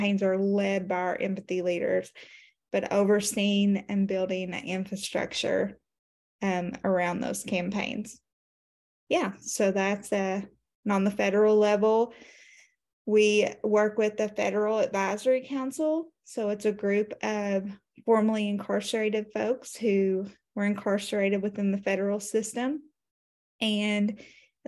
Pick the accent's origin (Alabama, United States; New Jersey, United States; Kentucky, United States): Kentucky, United States; Appalachia, Eastern; I am from Kentucky, Eastern Kentucky, Appalachia to be exact